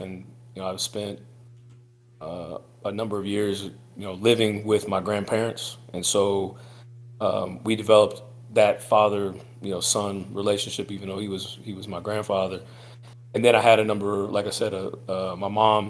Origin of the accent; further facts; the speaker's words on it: Quincy, Illinois, United States; moved away as an adult; also born or lived in LaGrange, Missouri; now in Kansas City, United States; I'm from Quincy, Illinois / LaGrange, Missouri, each of which are, you know, small river towns that are along the Mississippi River, just a couple of hours north of St. Louis. So grew up in a small area